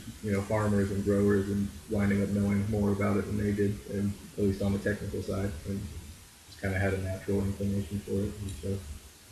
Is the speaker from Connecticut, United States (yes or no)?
no; California, United States; growing up in California